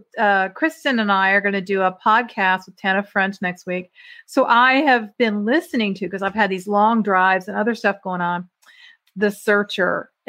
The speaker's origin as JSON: {"language": "English", "country": "Ireland", "said": "Okay, so we have a few, which I'm Irish, so."}